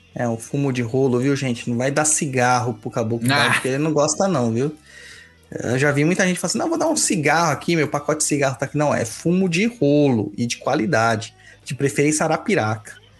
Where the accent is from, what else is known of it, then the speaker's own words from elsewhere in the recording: Southeast Brazil, Brazil; nós aqui do Sudeste, eu que sou do Sudeste